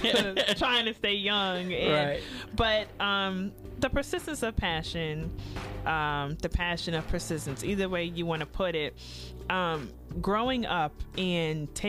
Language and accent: English; New York City, New York, United States; now in Tampa, United States; I'm from Queens originally